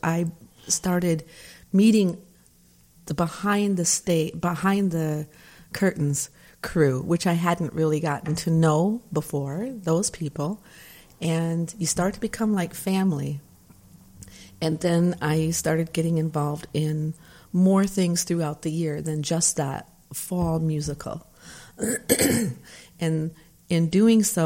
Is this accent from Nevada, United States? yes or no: no; Michigan, United States; moved away; I grew up out in Michigan in a small town